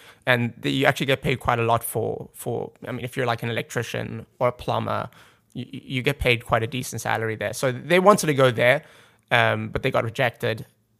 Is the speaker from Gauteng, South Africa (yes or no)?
no; Cape Town, Western Cape, South Africa; also born or lived in Zimbabwe; I'm from Cape Town.